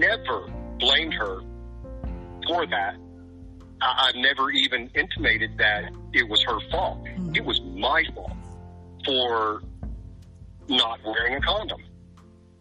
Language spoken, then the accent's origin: English; the South, Southern United States, United States; I'm a Southerner. So I was raised to be a Southern gentleman.